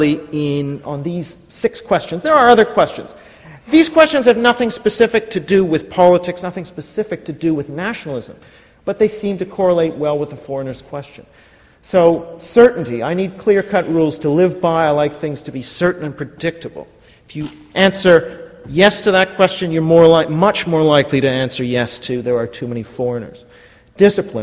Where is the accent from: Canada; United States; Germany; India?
Canada; Vancouver, British Columbia; I'm from Vancouver, Canada